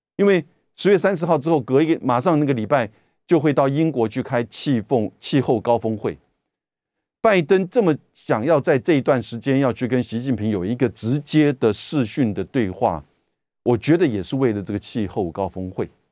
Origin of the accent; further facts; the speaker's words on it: Taiwan; 我们台湾这边